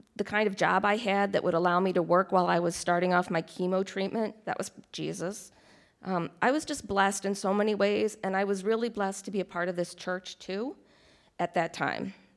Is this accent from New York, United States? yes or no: yes; Rochester, New York, United States; moved away; also born or lived in Delaware; I'm originally from Rochester, New York